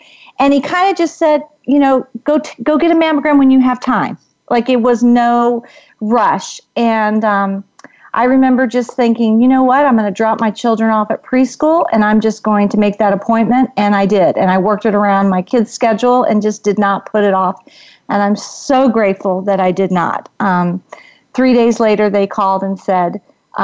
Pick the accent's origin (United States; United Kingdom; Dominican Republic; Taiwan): United States; Washington, District of Columbia; moved away as an adult; now in Arizona, United States; I am originally from the Washington, D.C. area, but I currently have been living in Arizona for over 20 years